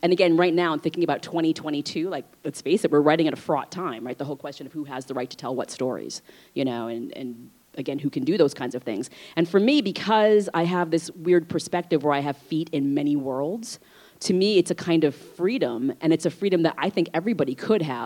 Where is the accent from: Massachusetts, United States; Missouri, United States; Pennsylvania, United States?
Massachusetts, United States; North Shore of Boston; also born or lived in Vietnam; So I was raised on the North Shore of Boston